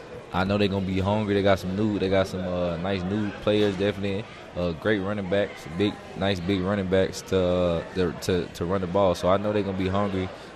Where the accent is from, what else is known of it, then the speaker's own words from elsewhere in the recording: Horn Lake, Mississippi, United States; I mean, I'm from Horn Lake, Mississippi. My school, we didn't have too many guys or any guys going big power 5 D1.